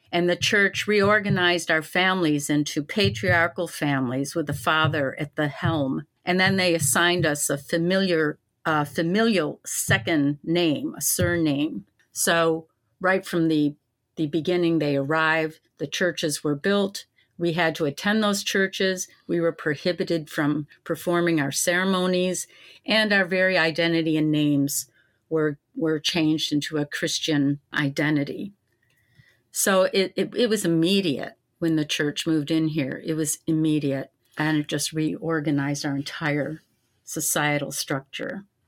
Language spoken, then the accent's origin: English; Syracuse, New York, United States; Growing up in Syracuse, I, I was raised in the educational system